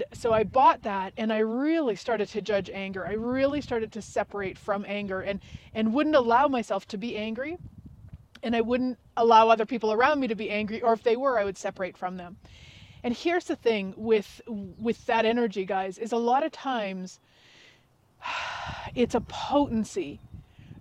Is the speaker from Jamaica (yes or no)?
no; Canada; Yes, I am Canadian. Yes, I live in Canada.